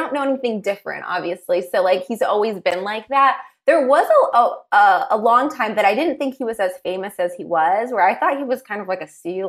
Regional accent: Los Angeles, California, United States; I grew up out here in LA.

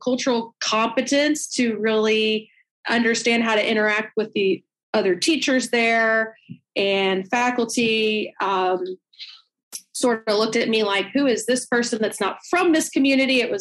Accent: Atlanta, Georgia, United States; I'm from Atlanta

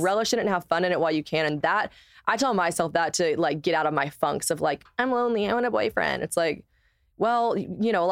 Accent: the South, United States; I'm from the South

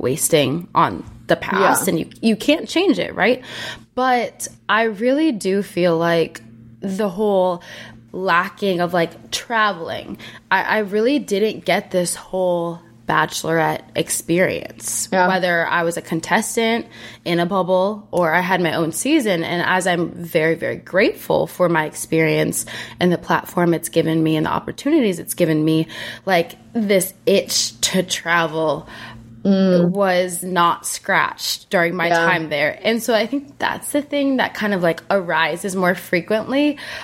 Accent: Minnesota, United States; They brought me back to my hometown. They're like, we're going to Minnesota

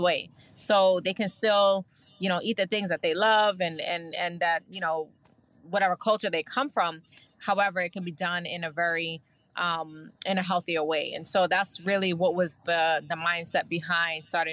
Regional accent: New York City, New York, United States; I'm from Brooklyn.

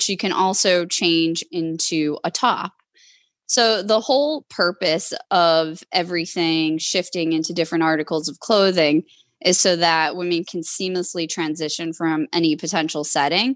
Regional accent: Boston, Massachusetts, United States; moved away as an adult; also born or lived in California; at the time I was living in California, but I'm from the Boston area. I moved back to Boston

